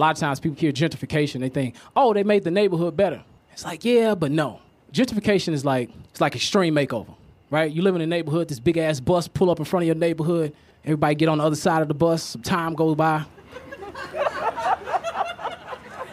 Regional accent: Chicago, Illinois, United States; I'm from Chicago.

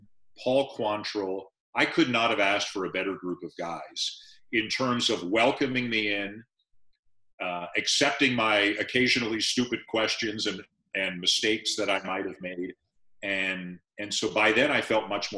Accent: Toronto, Ontario, Canada; also born or lived in London; The only 4 years of my life I didn't live in Toronto was when I was at school in London. So I grew up on sports in Toronto.

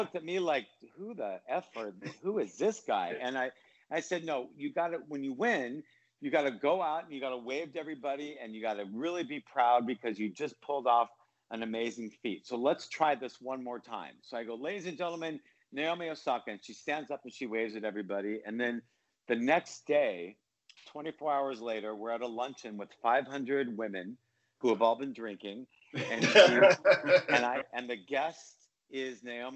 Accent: Los Angeles, California, United States; I grew up in Los Angeles

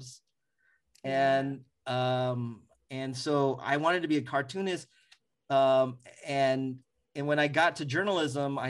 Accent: San Diego, California, United States; born or raised there; moved away as an adult; also born or lived in Oakland; now in Bay Area, United States

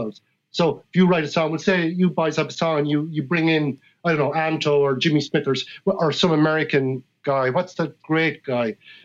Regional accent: Ireland; I come from Ireland and that as a human being, I was born into the tradition

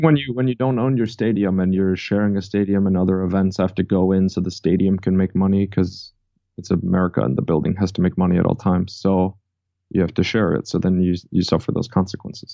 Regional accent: Chicago, Illinois, United States; moved away as an adult; now in Miami Beach, United States; I grew up in Chicago, it was in the suburbs

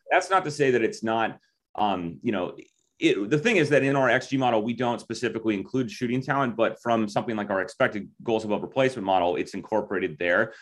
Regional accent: Minnesota, United States; I grew up, I mean, spent almost all of my life in Minnesota

